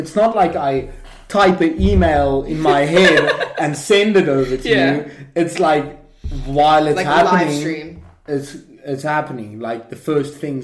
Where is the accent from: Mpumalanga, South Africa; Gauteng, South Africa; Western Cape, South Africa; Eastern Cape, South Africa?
Gauteng, South Africa; Vaal Triangle; now in Budapest, Hungary; that is the area I grew up from. The it's called the Valdriehoek